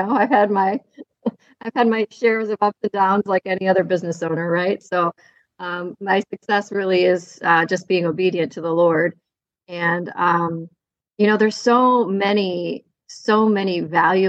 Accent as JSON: {"language": "English", "town": "Kalamazoo", "region": "Michigan", "country": "United States", "tie": "born or raised there", "said": "I am from Kalamazoo, Michigan. I grew up in Southwest Michigan and have planted my roots here"}